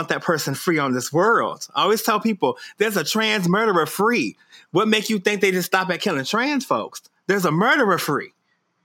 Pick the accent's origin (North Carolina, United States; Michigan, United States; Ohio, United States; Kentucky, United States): Michigan, United States; Detroit; when I was growing up in Detroit.